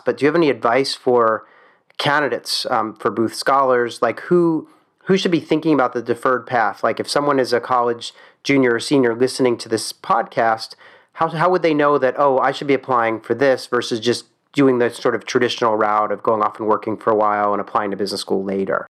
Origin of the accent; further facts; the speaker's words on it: Philadelphia, Pennsylvania, United States; I'm from Philadelphia